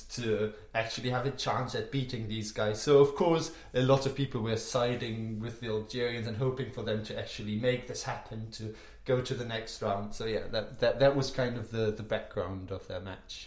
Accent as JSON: {"language": "English", "region": "Hamburg", "country": "Germany", "tie": "born or raised there", "said": "actually played for my hometown club, ah. Hamburg"}